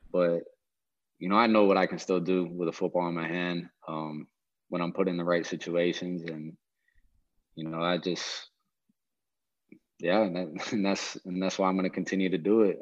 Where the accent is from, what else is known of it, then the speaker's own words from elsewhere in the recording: Hawaii, United States; moved away; I was born and raised in Hawaii